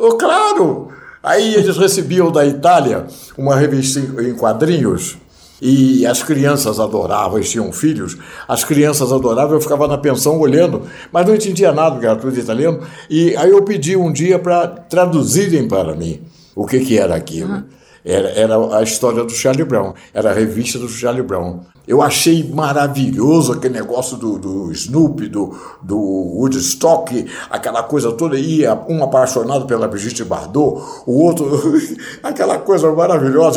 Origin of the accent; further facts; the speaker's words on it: Nova Friburgo, Rio de Janeiro, Brazil; moved away; na minha terra, em Nova Friburgo